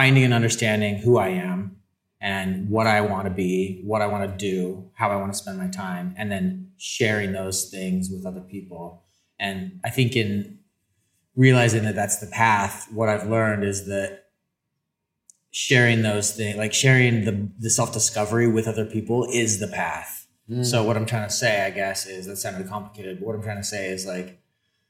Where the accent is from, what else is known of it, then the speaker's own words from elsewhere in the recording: Salt Lake City, Utah, United States; I am from Salt Lake City, Utah